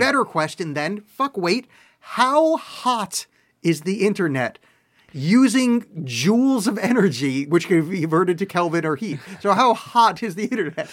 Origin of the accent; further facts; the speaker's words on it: East Coast, United States; now in Portland, United States; I grew up on the East Coast where there was white Christmases